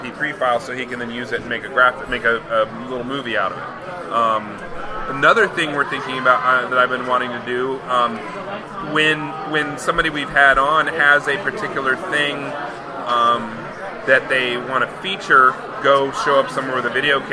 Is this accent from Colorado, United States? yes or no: yes; Colorado, United States; I'm from Colorado.